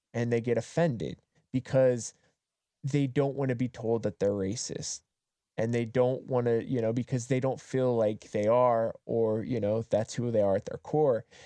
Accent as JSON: {"language": "English", "region": "Appalachia", "country": "United States", "tie": "born or raised there", "also_born_or_lived": "Southern California", "moved": "yes", "said": "I grew up in Appalachia"}